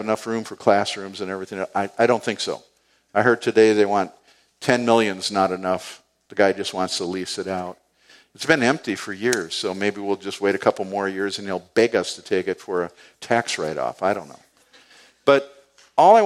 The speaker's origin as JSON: {"language": "English", "country": "United States", "tie": "born or raised there", "said": "I'm just a guy from the east side. I grew up right up on Payne Avenue here"}